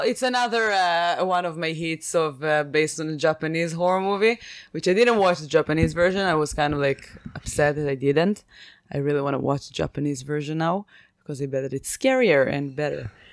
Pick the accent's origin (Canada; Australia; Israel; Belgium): Israel; I'm from Israel